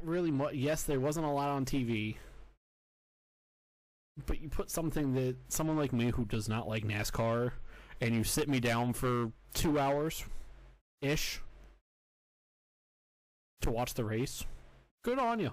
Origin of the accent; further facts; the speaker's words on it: Florida, United States; growing up in Florida.